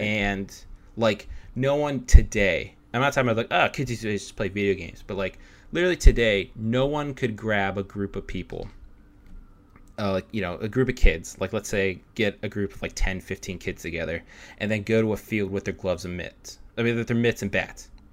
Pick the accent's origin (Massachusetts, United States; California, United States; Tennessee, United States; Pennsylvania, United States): Pennsylvania, United States; Pittsburgh; we're both from Pittsburgh